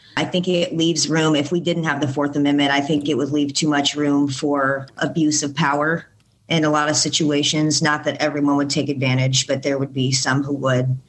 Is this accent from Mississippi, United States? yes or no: no; Bloomington, Illinois, United States; also born or lived in Decatur, Illinois; I was born in Decatur, Illinois, but I've been raised in Bloomington for the majority of my life